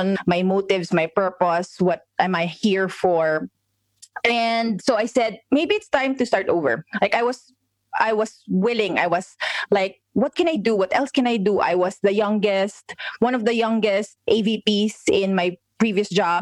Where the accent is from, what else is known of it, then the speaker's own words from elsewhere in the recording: Philippines; We're in the Philippines. We're Filipinos.